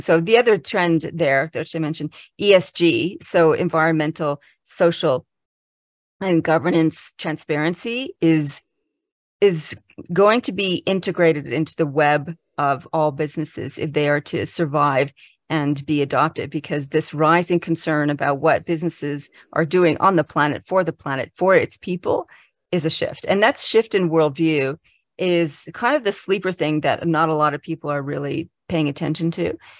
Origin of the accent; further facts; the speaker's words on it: Canada; now in Canberra, Australia; I'm Canadian originally, so, but I've been living in Australia since nineteen ninety-six.